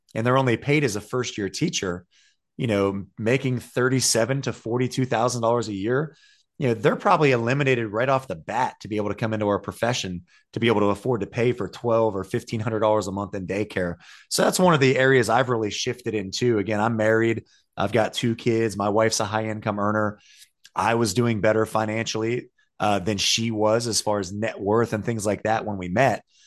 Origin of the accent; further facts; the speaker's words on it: Ohio, United States; now in North Carolina, United States; I'm from Ohio